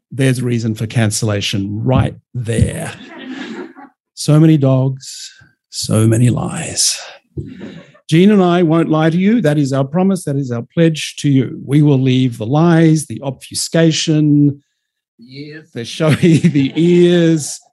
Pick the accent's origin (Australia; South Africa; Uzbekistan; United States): Australia; Melbourne, Victoria; I'm from Melbourne